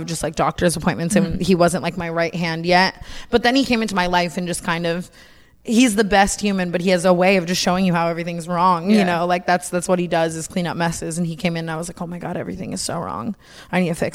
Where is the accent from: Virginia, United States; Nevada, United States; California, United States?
Nevada, United States; Las Vegas; now in Los Angeles, United States; I grew up in Vegas